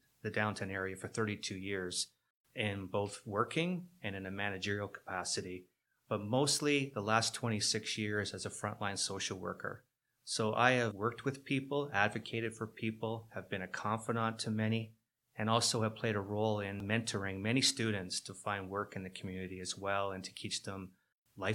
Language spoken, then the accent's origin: English; Hamilton, Ontario, Canada; born and raised in Hamilton